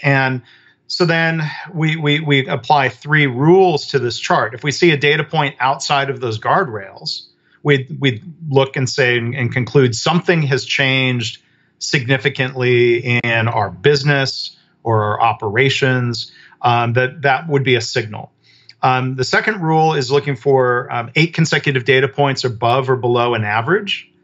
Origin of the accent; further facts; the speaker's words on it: Michigan, United States; I grew up in Michigan around the auto industry.